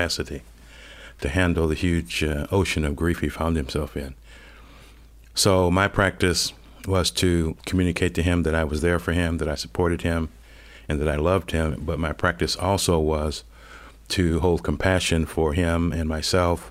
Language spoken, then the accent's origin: English; Cleveland, Ohio, United States; moved away; I grew up in Cleveland, Ohio